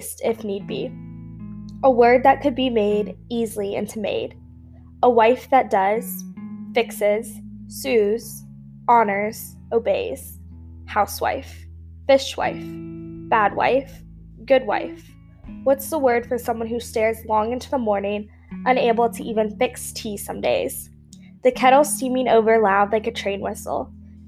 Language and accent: English; Tallahassee, Florida, United States; moved away as an adult; now in South Florida, United States; I grew up in Tallahassee, Florida, so when I came to school in South Florida, I moved 6 hours away from my family and my home